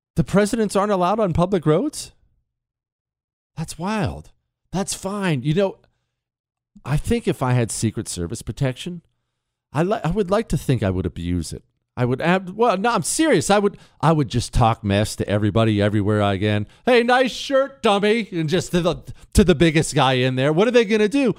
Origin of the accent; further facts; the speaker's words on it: Montana, United States; I grew up around Indian tribes. They're all over Montana